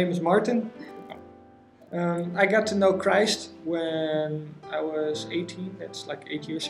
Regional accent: Amsterdam, North Holland, Netherlands; also born or lived in Ede; I'm not from Ede originally, I'm from Amsterdam.

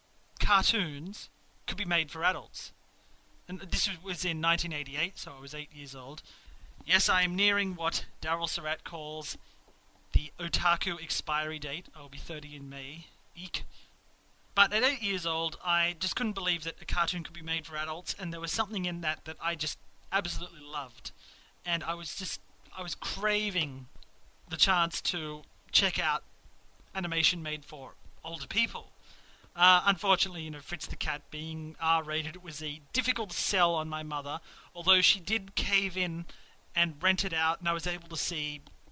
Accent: Australia; Growing up in Australia

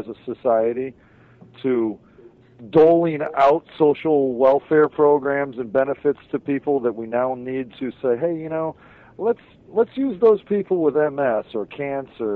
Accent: Hawaii, United States; now in Maine, United States; I'm from Hawaii

